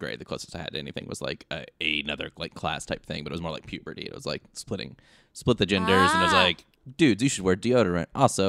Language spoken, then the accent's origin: English; Kentucky, United States; I am from yeah. Kentucky.